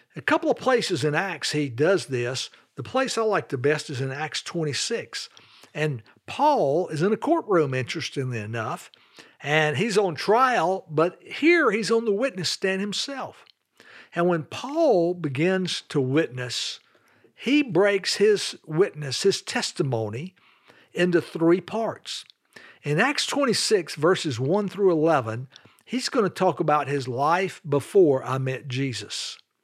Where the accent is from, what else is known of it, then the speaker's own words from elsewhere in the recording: Charlotte, North Carolina, United States; also born or lived in Greensboro, North Carolina; I grew up in Charlotte, North Carolina with dad, mom, and one younger sister